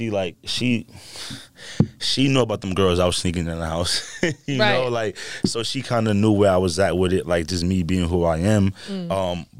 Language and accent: English; Bronx, New York, United States; Like, I lived on 175 McCombs, so we, like, took the 4 line all the way down